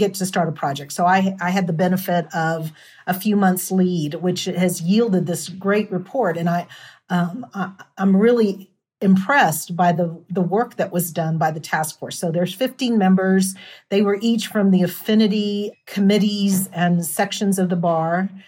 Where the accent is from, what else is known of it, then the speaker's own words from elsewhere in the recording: El Paso, Texas, United States; I'm from El Paso